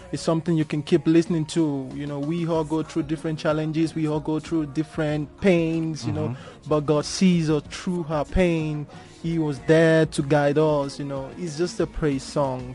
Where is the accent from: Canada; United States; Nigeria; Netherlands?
Nigeria; Lagos; I'm from Lagos, so Lagos, Nigeria.